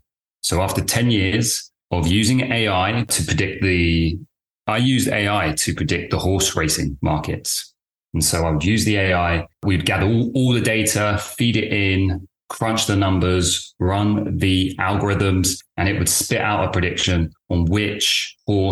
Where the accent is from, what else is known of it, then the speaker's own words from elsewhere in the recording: London, United Kingdom; also born or lived in Cambridge; I'm from the UK. I was born in London.